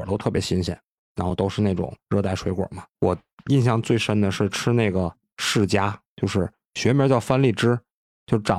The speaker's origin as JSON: {"language": "Chinese", "town": "Tangshan", "region": "Hebei", "country": "China", "said": "我们唐山这边海边盛产一种蛤，叫毛蛤"}